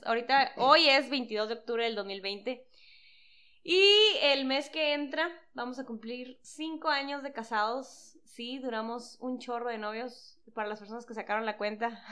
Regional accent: San Luis Río Colorado, Sonora, Mexico; somos de Sonora

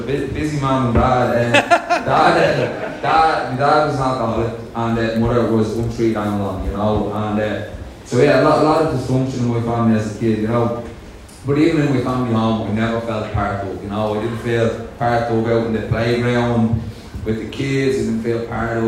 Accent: Dublin, Leinster, Ireland; a Dublin lad up here talking

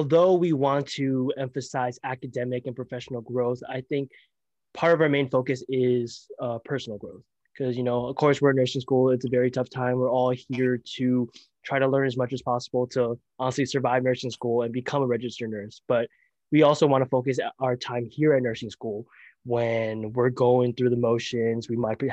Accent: Daly City, California, United States; I'm in nursing from Daly City, California

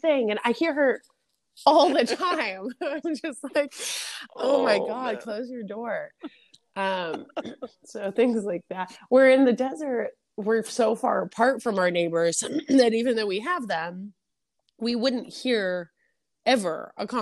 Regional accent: New York City, New York, United States; moved away; also born or lived in Los Angeles, California; my experience growing up was not nature, except for like, you know, the Bronx Zoo

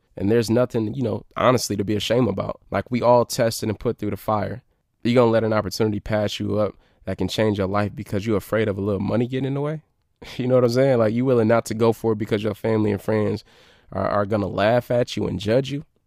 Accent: Detroit, Michigan, United States; I came from Detroit

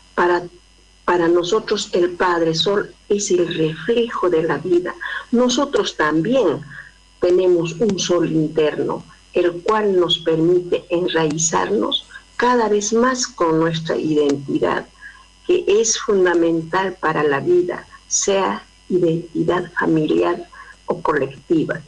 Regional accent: Peru; now in Córdoba, Argentina; soy de Perú, de la nación Aymara. Radico hace mucho a Córdoba, Argentina.

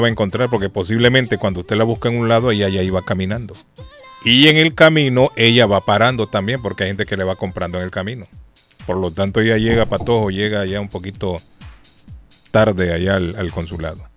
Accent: Argentina; moved away; Yo soy argentino, me gusta la Argentina

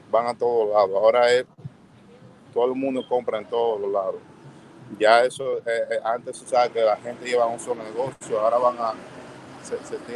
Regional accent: Dominican Republic; Como siendo hispano, bodeguero dominicano también

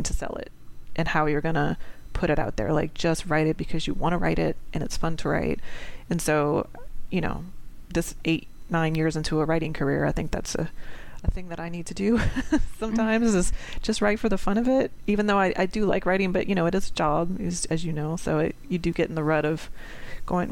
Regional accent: New Orleans, Louisiana, United States; I'm from New Orleans

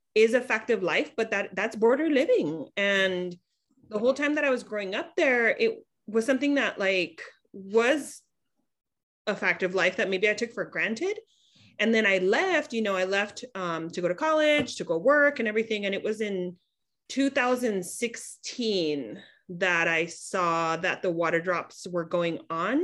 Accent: Imperial Valley, California, United States; I'm actually from the Imperial Valley. So I'm from the desert region that we support with supplies

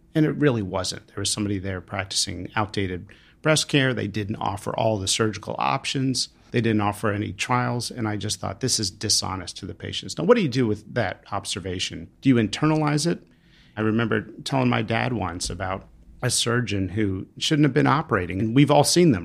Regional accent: Pennsylvania, United States; my home state of Pennsylvania

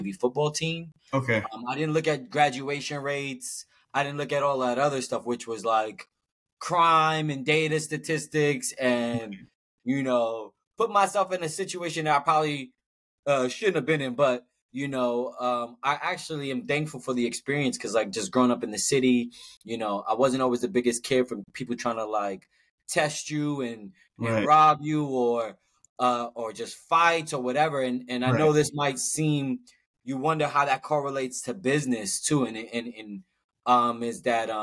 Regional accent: New York City, New York, United States; so I'm a New Yorker. Brooklyn born and raised

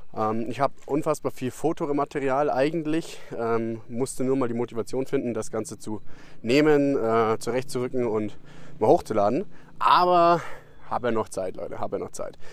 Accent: Germany; als Deutscher

